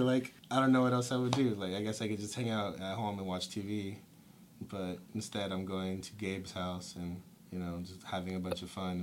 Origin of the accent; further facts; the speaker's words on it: Stockton, California, United States; also born or lived in Castro Valley, California; I was born in Castro Valley, and I came to Stockton uh, in about the second grade. So I basically consider myself a Stocktonian